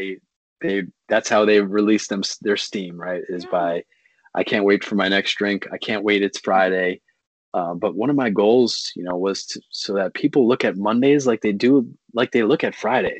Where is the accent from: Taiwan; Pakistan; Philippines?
Pakistan; I grew up from in Pakistan